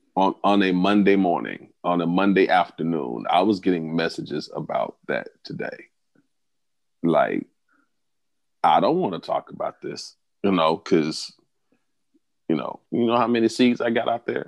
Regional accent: the South, United States; I'm from the South, so where I'm from, we call them cut buddies

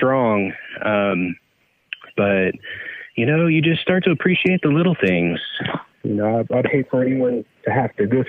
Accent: the Delta, California, United States; moved away; I grew up on the Delta, so I spent a lot of time on the water

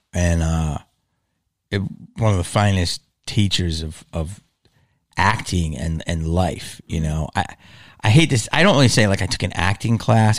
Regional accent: Philadelphia, Pennsylvania, United States; moved away as an adult; also born or lived in Los Angeles; growing up in Philly

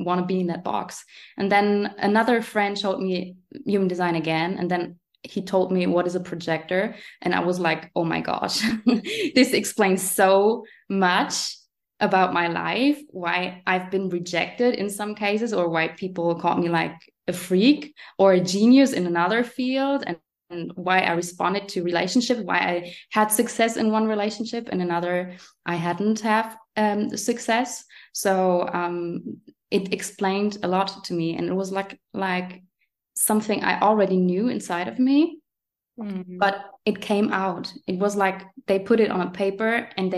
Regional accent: Germany; English is a second language; next to Frankfurt and Aschaffenburg is where I was born. And now I'm living here

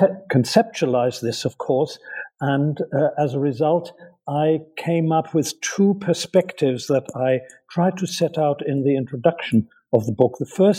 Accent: Hamburg, Germany; moved away as an adult; also born or lived in Berlin; now in United States; because I grew up in Germany. I was born in Berlin and grew up in Hamburg and started my studies at Göttingen University in Germany.

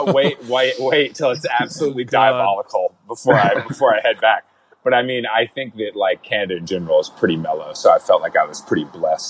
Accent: Atlanta, Georgia, United States; growing up in Atlanta

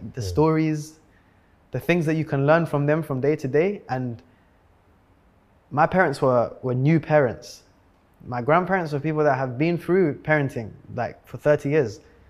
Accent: London, United Kingdom; If you're growing up in London, if you're fast and you're good at football, that's it.

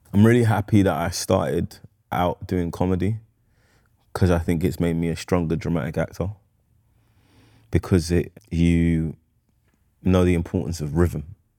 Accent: London, United Kingdom; I was born in Camden Town.

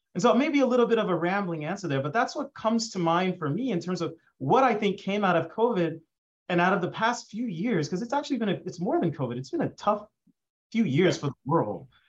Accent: Dallas, Texas, United States; I grew up in Dallas, Texas

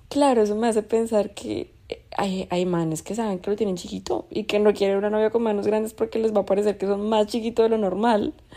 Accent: Colombia; yo soy de Colombia.

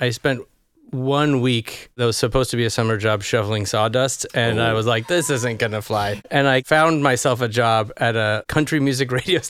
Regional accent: Lake Stevens, Washington, United States; moved away; I'm from the Seattle area, Lake Stevens, Washington.

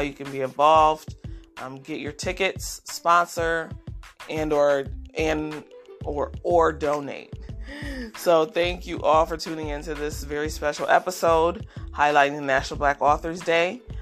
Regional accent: Rochester, New York, United States; Rochester, New York, which is my hometown.

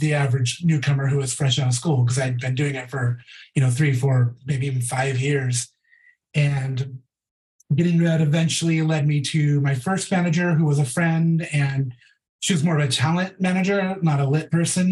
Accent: Portland, United States; moved away as an adult; now in Los Angeles, United States; I'm from Portland originally

